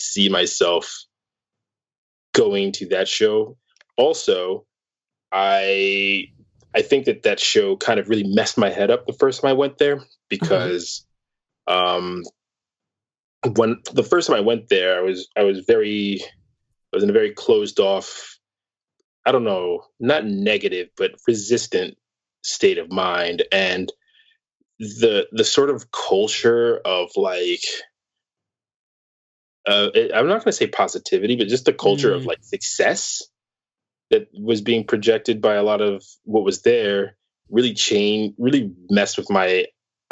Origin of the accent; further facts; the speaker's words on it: New York City, New York, United States; being a New Yorker